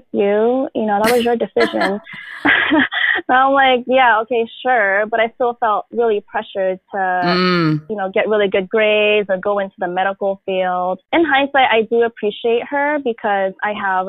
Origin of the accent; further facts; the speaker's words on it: San Francisco, California, United States; So I currently live in San Francisco. I was born and raised here